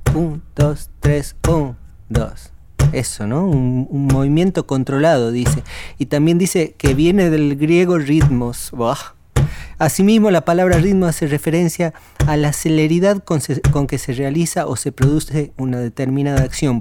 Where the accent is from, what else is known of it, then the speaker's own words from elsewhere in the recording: Tucumán, Argentina; soy tucumano